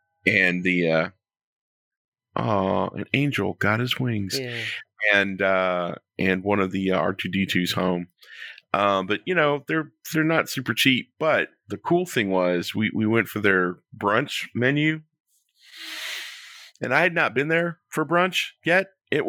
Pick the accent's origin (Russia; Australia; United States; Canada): United States; the South; now in Florida, United States; I got biscuits and gravy because I'm from the South. And they were probably the best biscuits I've had since I moved to Florida.